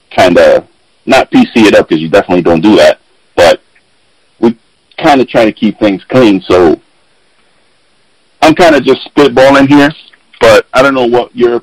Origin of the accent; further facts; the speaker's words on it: New York City, New York, United States; I grew up in the Bronx, New York, on the South Bronx, on Colgate Avenue, between Westchester and Watson